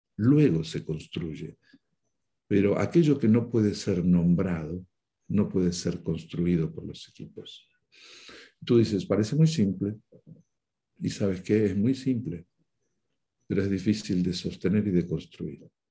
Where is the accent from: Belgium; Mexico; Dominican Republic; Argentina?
Argentina; Buenos Aires; moved away as an adult; now in Spain; por mi acento tú ya sabes que yo nací en el Río de la Plata, nací en la Argentina, en Buenos Aires